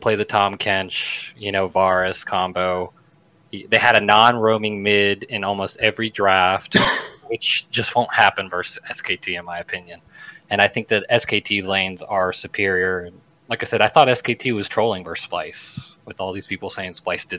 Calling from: Mobile, Alabama, United States; I am calling from Mobile, Alabama.

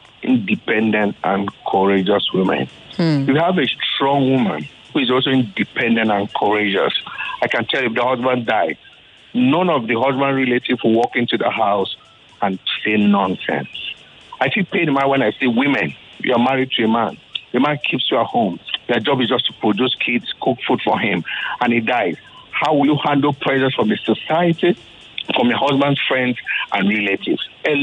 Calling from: Lagos, Nigeria; I'm calling from Lekki.

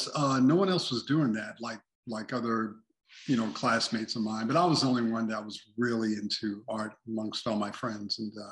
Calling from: Las Vegas, Nevada, United States; And I'm hollering here from Sin City, Las Vegas.

